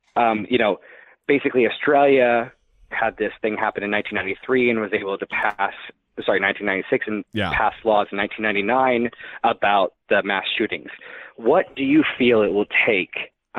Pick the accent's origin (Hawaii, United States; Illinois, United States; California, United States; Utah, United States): Illinois, United States; Chicago; accent: Chicago; moved away; as it's been shoved down my throat several times when people hear my accent, is that, well, Chicago